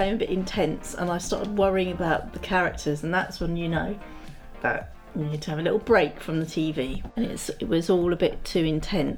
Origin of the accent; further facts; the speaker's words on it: United Kingdom; we're British.